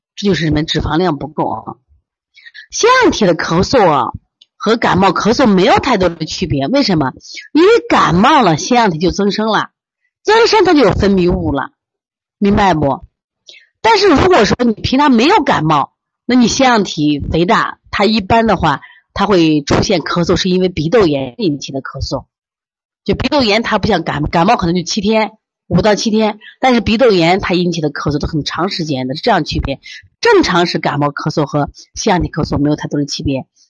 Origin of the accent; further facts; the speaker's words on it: Shaanxi, China; 我们陕西人就叫够甲